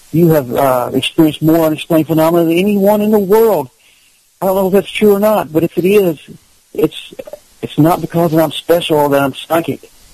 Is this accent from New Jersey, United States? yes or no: no; Kentucky, United States; I'm from Kentucky